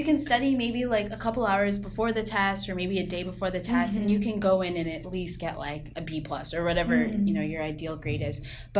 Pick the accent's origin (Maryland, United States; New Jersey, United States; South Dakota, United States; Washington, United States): Washington, United States; Lynnwood; also born or lived in Mountlake Terrace, Washington; I'm from Linwood, Washington, and Mountlake Terrace, Washington, that area. So it's about 20 minutes north of Seattle.